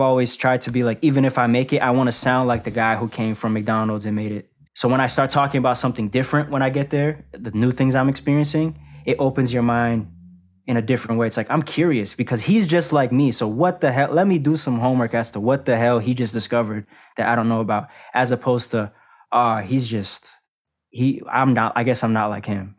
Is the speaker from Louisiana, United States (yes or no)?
no; Boston, Massachusetts, United States; I come from a place like Boston, I'm not from Atlanta, New York City